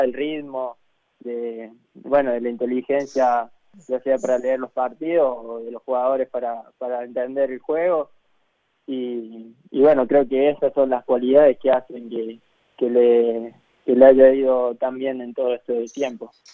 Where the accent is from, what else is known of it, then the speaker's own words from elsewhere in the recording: Calchín, Córdoba, Argentina; now in Buenos Aires, Argentina; yo nací en Calchín, es un pueblo que está a 100 kilómetros de Córdoba capital